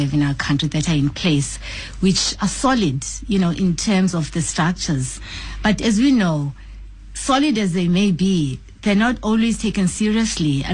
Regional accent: South Africa; I am a South African

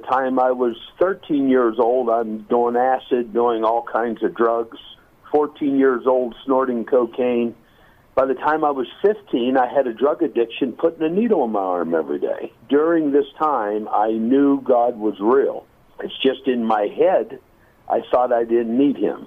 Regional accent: North Dakota, United States; I'm from the U.S. I was born in North Dakota.

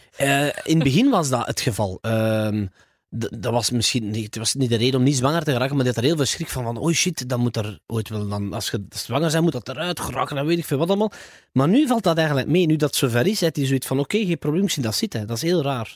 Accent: Flanders, Belgium; als Vlamingen

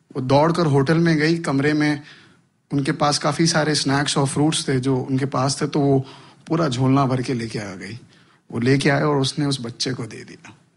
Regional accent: India; मैं हिंदुस्तान में जन्मा हूँ

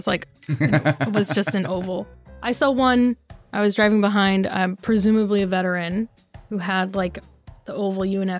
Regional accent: Pittsburgh, Pennsylvania, United States; I was born and raised just outside Pittsburgh. Go Pirates.

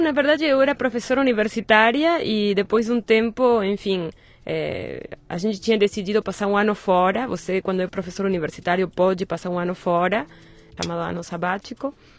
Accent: Buenos Aires, Argentina; Portuguese is a second language; moved away as an adult; now in Brazil; Eu nasci em Buenos Aires

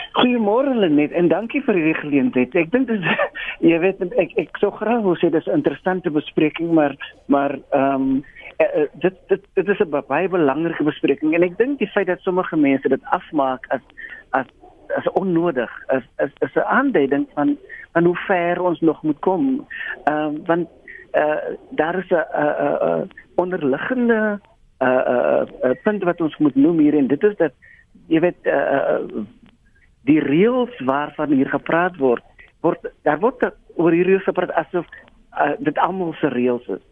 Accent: South Africa; as Suid-Afrikaners, as mense wat dan glo in die nuwe Suid-Afrika

